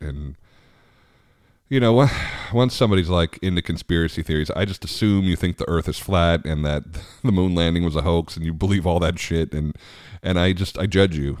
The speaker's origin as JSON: {"language": "English", "area": "Long Island", "region": "New York", "country": "United States", "tie": "born or raised there", "also_born_or_lived": "Richmond", "moved": "yes", "lives_now": "Washington, D.C. area, United States", "said": "I grew up on Long Island"}